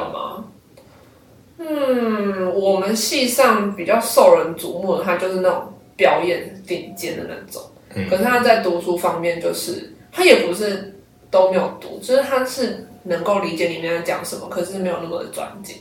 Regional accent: Kaohsiung, Taiwan; 因为我每次讲台语都会，都会被骂，你，你到底是不是高雄人这样

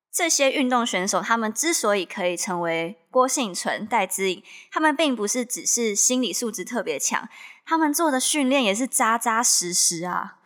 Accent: Miaoli County, Taiwan; 我是苗栗的学校嘛

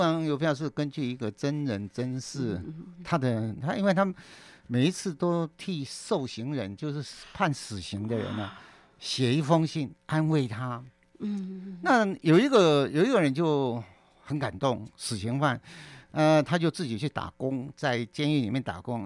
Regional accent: Kaohsiung, Taiwan; 我是老大。嗯。那我出生在高雄

